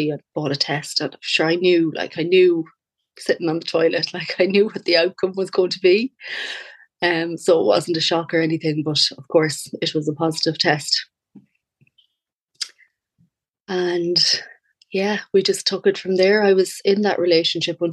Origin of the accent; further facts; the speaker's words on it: Castlebar, Connacht, Ireland; I'm from Castlebar, County Mayo